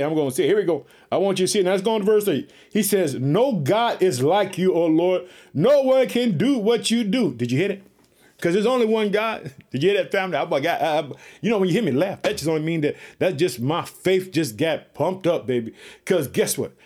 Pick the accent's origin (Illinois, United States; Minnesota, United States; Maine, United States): Illinois, United States; Chicago